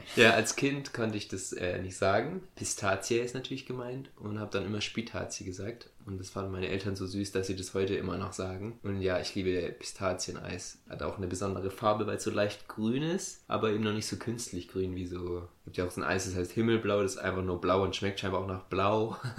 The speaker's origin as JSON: {"language": "German", "area": "a village on the Ammertal railway line", "region": "Baden-Württemberg", "country": "Germany", "tie": "born or raised there", "said": "ich bin ja auf dem Dorf groß geworden"}